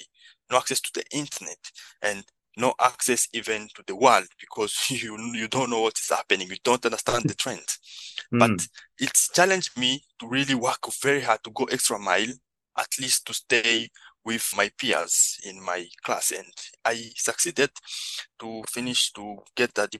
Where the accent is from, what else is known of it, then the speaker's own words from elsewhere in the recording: DR Congo; moved away; also born or lived in Kakuma refugee camp, Kenya; I'm originally from the Democratic Republic of Congo, and around 2009 I fled the country and found myself in one of the biggest refugee camp in the world in Kenya, Kakuma refugee camp.